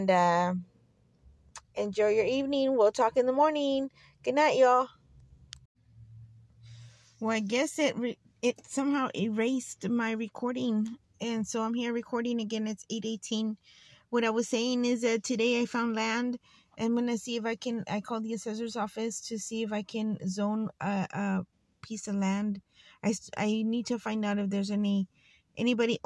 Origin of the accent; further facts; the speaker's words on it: Fresno, California, United States; I grew up here in Fresno, in the outskirts of Fresno, actually, on the sticks. But I was born here in Fresno